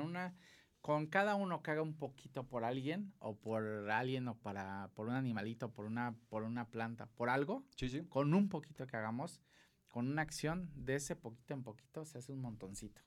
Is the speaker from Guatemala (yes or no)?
no; Acapulco, Guerrero, Mexico; accent: costeño; yo soy de Acapulco